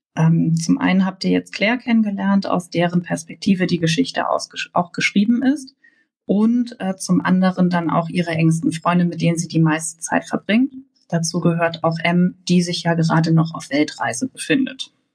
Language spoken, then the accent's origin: German; Hamburg, Germany; ich komme aus Hamburg